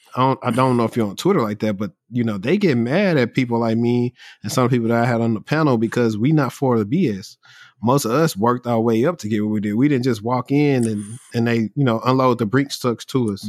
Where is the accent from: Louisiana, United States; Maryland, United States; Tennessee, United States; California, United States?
Louisiana, United States; I'm from Louisiana where housing is cheap.